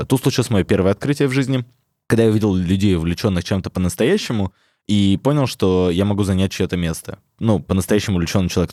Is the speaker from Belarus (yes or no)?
no; Melitopol, Zaporizhzhia Oblast, Ukraine; я из Мелитополя